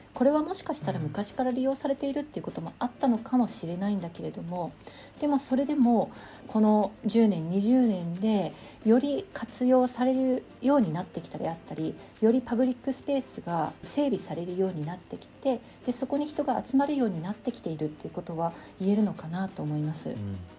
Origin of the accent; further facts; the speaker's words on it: Tokyo, Japan; moved away as an adult; now in Denmark; 東京生まれ東京育ちなんですけれども2005年にですねデンマークの方にあの博士課程の途中で来まして